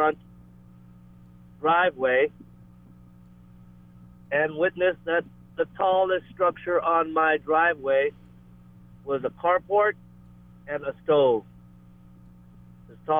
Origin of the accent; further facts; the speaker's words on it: Georgetown, Guyana; now in Lahaina, United States; Georgetown, Guyana, where I was born in 1972.